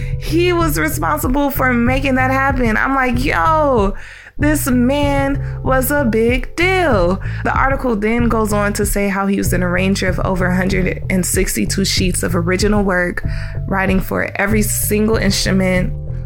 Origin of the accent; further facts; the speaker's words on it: Denver, Colorado, United States; moved away; I'm from Denver, Colorado, but both of my parents were from the South.